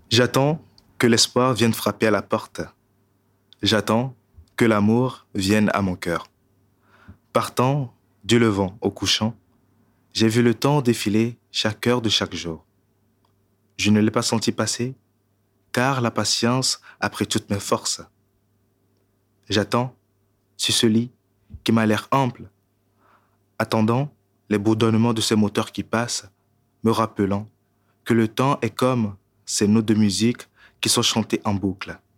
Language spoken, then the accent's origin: French; Togo; also born or lived in Burkina Faso / Paris, France; now in Belgium; je suis parti du Togo pour le Burkina, déjà, ça fait un peu migration aussi. Donc, du coup, du Burkina, j'ai été en France, à Paris, depuis de Paris, je suis venu en Belgique.